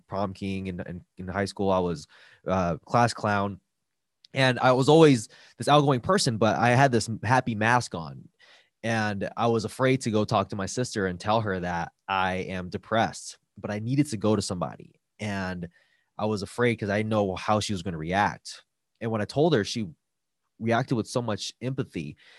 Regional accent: Los Angeles, California, United States; I grew up in East LA, and I came from a household that had domestic violence.

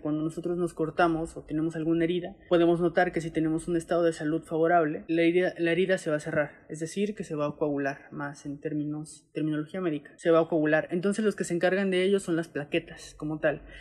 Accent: Mexico; siendo mexicanos, siendo que vivimos en una zona

